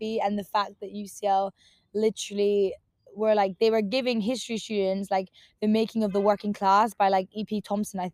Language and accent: English; Northampton, East Midlands, United Kingdom; moved away as an adult; now in London, United Kingdom; I was super excited to leave my hometown, Northampton, just because there wasn't that much going on